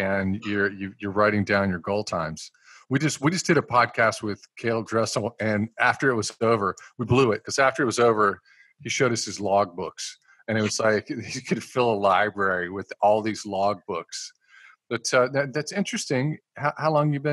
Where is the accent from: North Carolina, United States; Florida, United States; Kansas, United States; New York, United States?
North Carolina, United States; moved away; also born or lived in California; I always felt like an alien in California coming from North Carolina.